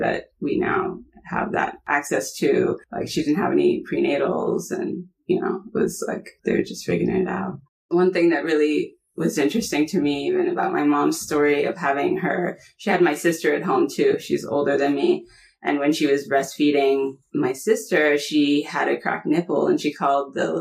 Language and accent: English; Bay Area, California, United States; also born or lived in Brooklyn, New York / Syria; So at 1.5, we moved to California. So I grew up pretty much in the Bay Area